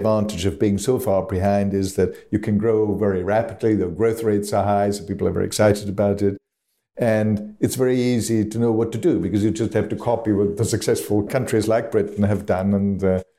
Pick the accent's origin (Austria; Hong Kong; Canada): Austria; now in United Kingdom; back in my home country of Austria.